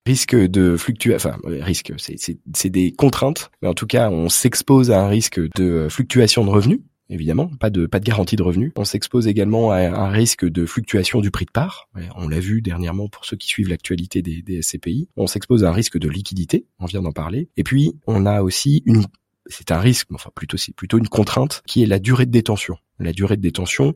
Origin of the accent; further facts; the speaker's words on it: Brittany, France; même si je suis breton